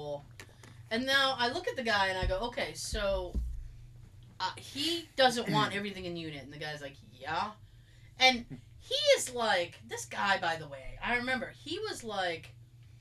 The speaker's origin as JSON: {"language": "English", "region": "Massachusetts", "country": "United States", "said": "I'm from Mass. I have that accent"}